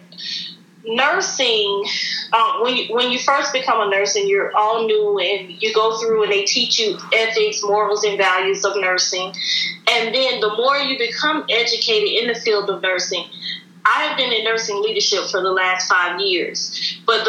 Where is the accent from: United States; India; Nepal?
United States; St. Petersburg, Florida; now in Atlanta, United States; I'm from St. Petersburg, Florida. I currently reside in Atlanta, Georgia.